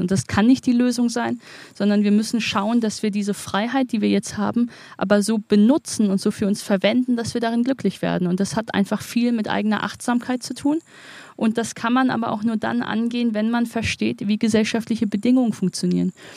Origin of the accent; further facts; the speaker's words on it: Wuppertal, North Rhine-Westphalia, Germany; in meiner Heimatstadt Wuppertal